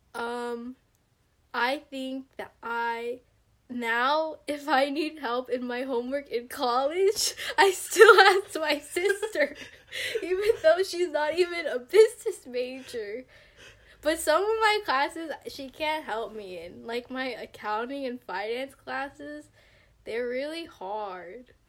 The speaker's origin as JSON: {"language": "English", "town": "Stockton", "region": "California", "country": "United States", "said": "I'm from Stockton, California, and I go to San Jose State University"}